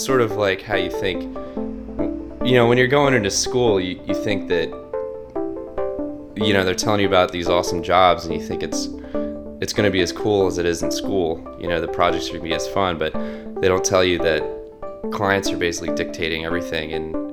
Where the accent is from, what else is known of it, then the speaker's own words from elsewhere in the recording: Delaware, United States; I grew up in Delaware